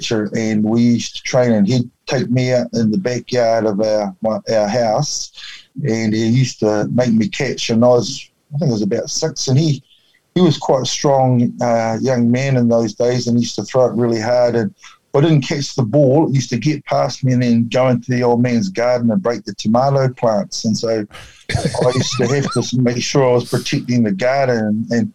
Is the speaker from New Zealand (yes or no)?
yes; Wakefield, Nelson, New Zealand; I was brought up in a little town outside of just south of Nelson called Wakefield